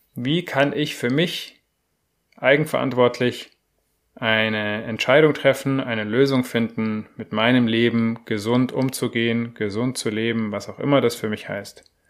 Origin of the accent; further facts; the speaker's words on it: Germany; bei uns in Deutschland